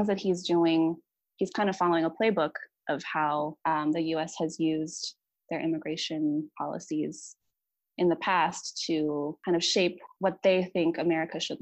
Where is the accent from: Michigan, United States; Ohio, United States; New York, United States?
Ohio, United States; I grew up in the US, I grew up in Ohio pretty much my whole life